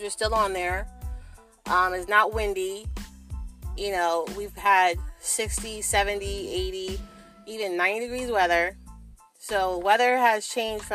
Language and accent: English; New Jersey, United States; I'm from South Jersey